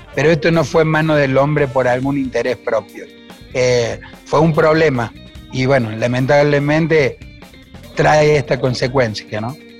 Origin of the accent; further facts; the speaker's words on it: Punilla Valley, Córdoba, Argentina; mi pueblo y básicamente de lo que es la sociedad que nos rodea en esta zona del Valle de Punilla